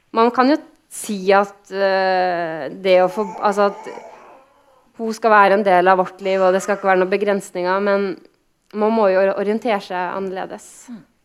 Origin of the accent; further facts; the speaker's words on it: Kristiansund, Møre og Romsdal, Norway; moved away; Kristiansund, der jeg er fra